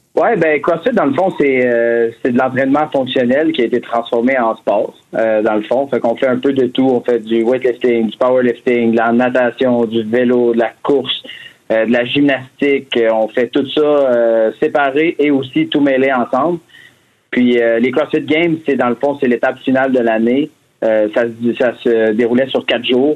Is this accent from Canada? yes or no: yes; Drummondville, Quebec, Canada; now in Montreal, Canada; je viens de Drummond, par contre, mais euh, ça fait, ça fait maintenant un peu plus de dix ans que je suis à Montréal.